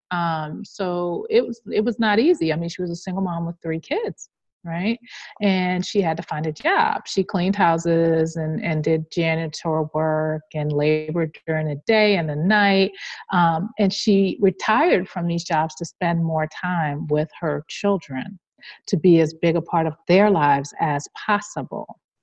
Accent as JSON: {"language": "English", "town": "New York City", "region": "New York", "country": "United States", "tie": "born or raised there", "said": "I grew up in Queens"}